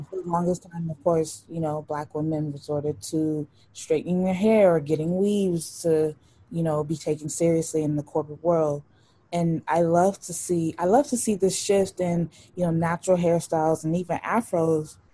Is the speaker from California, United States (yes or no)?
yes; Los Angeles, California, United States; I grew up in South Central